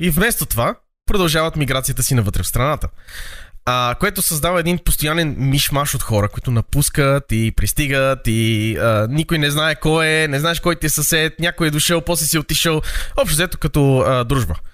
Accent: Sofia, Sofia City, Bulgaria; born or raised there

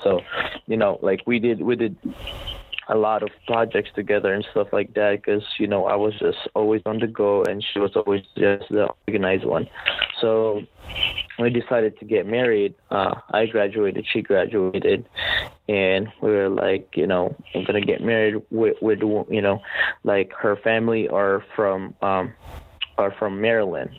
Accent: Philippines; moved away as an adult; now in United States; I was born and raised in the Philippines

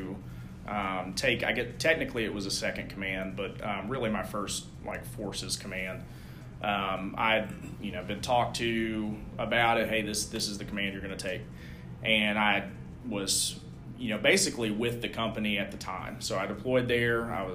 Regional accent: Knoxville, Tennessee, United States; moved away as an adult; I'm originally from Knoxville

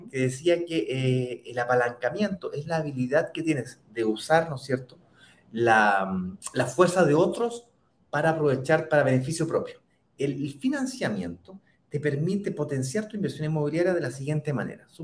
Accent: Santiago, Santiago Metropolitan Region, Chile; desde, Santiago, de Chile, mi ciudad natal

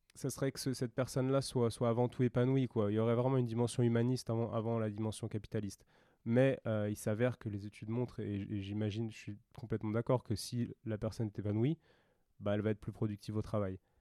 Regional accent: France; en tant que Français qui a fait une école d'ostéo

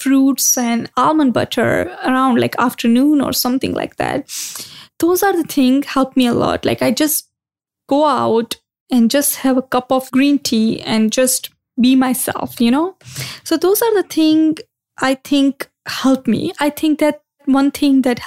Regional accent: India; moved away; growing up in India, I used to do yoga a lot

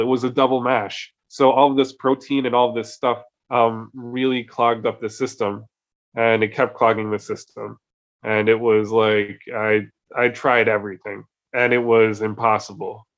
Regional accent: New Jersey, United States; now in Oslo, Norway; I'm from New Jersey.

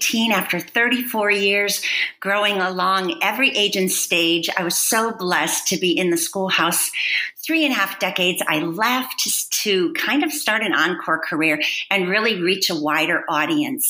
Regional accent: Wisconsin, United States; I grew up in Wisconsin on a dairy farm.

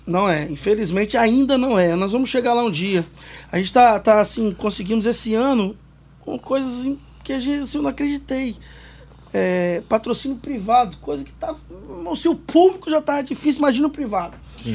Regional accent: Vitória, Espírito Santo, Brazil; Não sou de Mário Cipreste, mas sou do Morro do Quadro, que é adjacência ali.

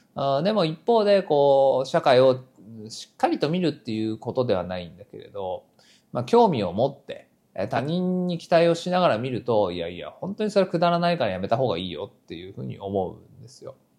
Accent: Nagoya, Aichi, Japan; moved away as an adult; now in Tokyo, Japan; 名古屋出身

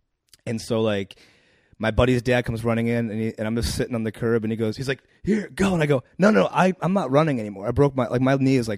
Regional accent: Akron, Ohio, United States; Ohio, Akron.

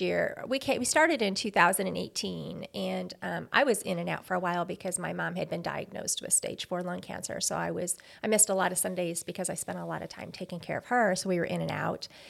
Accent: Greenville, Missouri, United States; also born or lived in Chicago / Indiana; I basically grew up in Greenville, which is a little south of Farmington here.

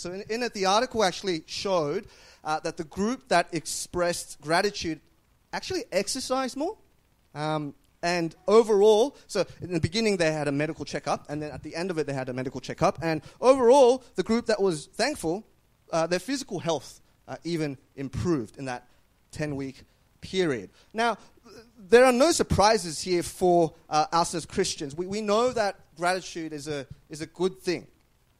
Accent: Australia

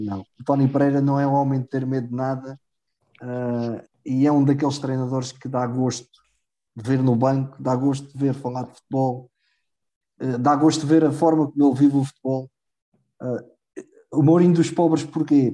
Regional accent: Proença-a-Nova, Centro, Portugal; o Proença Nova, que por acaso é de onde eu sou.

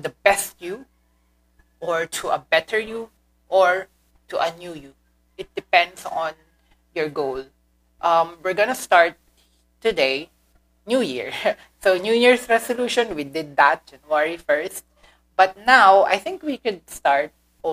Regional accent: Philippines; first language Filipino; English is a second language; Second is my mother tongue, Filipino

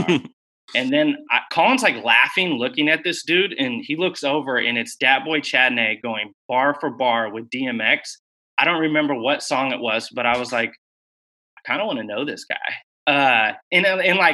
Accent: Corvallis, Oregon, United States; now in Portland, United States; Born and raised in Northside Corvallis

